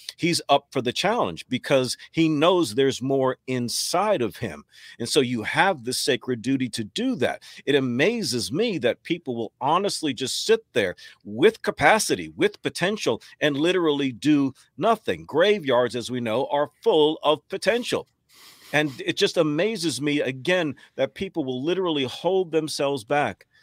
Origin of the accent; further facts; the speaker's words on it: Texas, United States; moved away as an adult; also born or lived in New York; now in North Carolina, United States; I live in North Carolina now, born in New York. Spent most of my years growing up in Texas, relocated to North Carolina in ninety-seven.